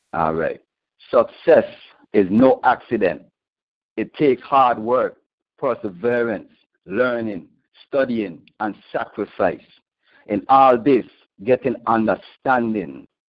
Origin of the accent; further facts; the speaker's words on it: St. Thomas, U.S. Virgin Islands; the U.S. Virgin Islands, St. Thomas exactly